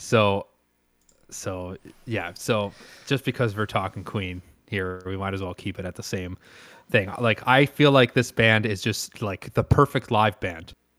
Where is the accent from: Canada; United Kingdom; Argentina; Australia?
Canada; I am pure Canadian.